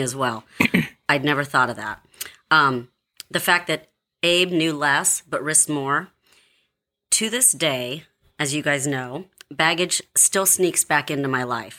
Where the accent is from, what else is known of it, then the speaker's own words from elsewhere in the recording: Philippines; I'm Filipino